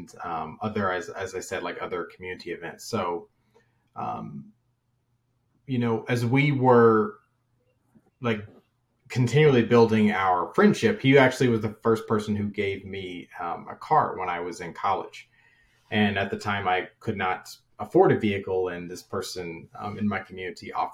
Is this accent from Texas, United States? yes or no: no; Kentucky, United States; I'm originally from Kentucky